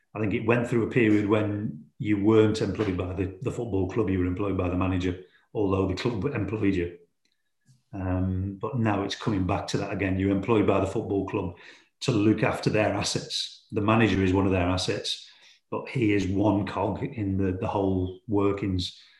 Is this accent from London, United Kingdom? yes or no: no; Stoke-on-Trent, West Midlands, United Kingdom; Port Vale is my hometown club